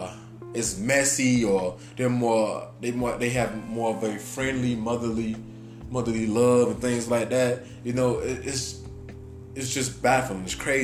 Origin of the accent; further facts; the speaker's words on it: Chicago, Illinois, United States; y'all know I'm from Chicago